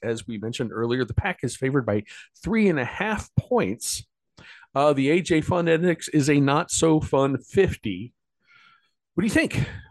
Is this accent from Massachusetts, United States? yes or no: no; New York, United States; I'm a New Yorker